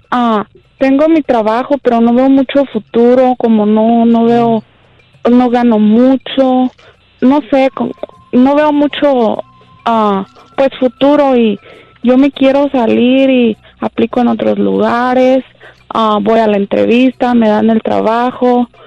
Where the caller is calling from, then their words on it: Long Beach, California, United States; De Long Beach.